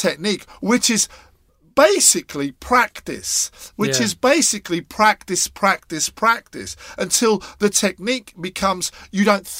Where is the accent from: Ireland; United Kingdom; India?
United Kingdom; Scotland; being Scottish as well.